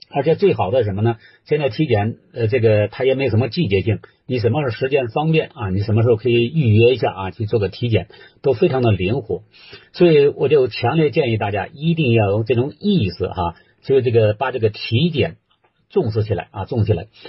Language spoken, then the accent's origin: Chinese; China; 我们中国人